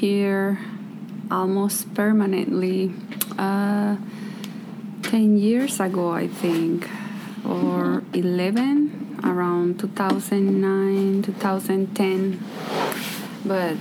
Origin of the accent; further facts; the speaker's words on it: Los Mochis, Sinaloa, Mexico; English is a second language; moved away as an adult; also born or lived in Kauai, Hawaii; now in Petersburg, United States; I'm from Los Mochis, Sinaloa, Mexico